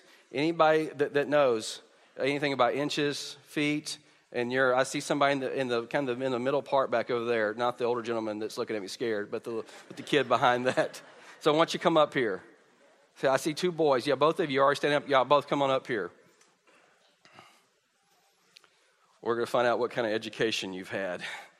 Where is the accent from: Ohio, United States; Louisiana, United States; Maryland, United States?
Louisiana, United States; moved away; I was raised in Louisiana.